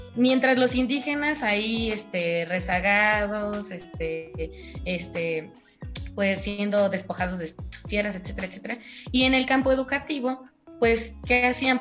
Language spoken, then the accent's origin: Spanish; Huautla, Hidalgo, Mexico; moved away; yo soy de allá de Tohuaco primero, Gautla Hidalgo